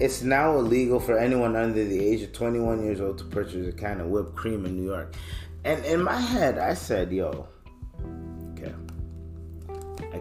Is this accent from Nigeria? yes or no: no; Canada; also born or lived in East Africa; I'm African, I'm East African, I'm Canadian